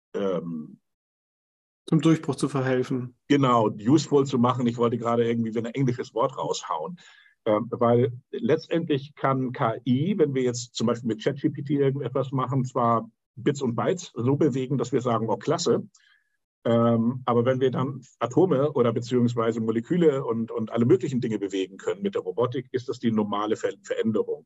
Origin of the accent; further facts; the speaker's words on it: Hamburg, Germany; ich bin in Hamburg aufgewachsen